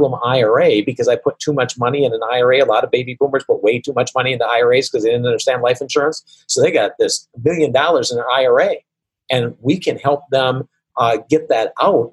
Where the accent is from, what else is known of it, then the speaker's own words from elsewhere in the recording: Wisconsin, United States; I come from Wisconsin, where there's a lot of mosquitoes